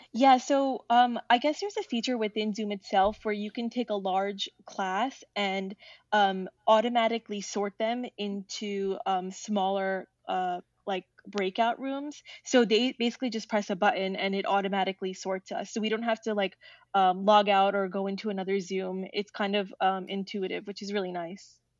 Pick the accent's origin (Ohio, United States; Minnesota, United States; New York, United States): New York, United States; moved away as an adult; now in Washington, D.C., United States; I'm from New York